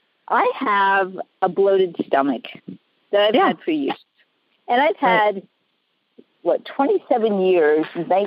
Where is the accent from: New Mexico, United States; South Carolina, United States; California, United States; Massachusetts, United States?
California, United States; San Diego; I know, well, I'm ground up here, sitting here looking at gorgeous trees.